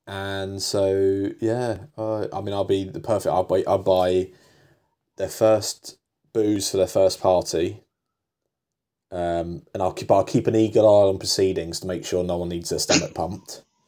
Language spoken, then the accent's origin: English; England, United Kingdom; I'm English, so I if people tell me to do something, I do it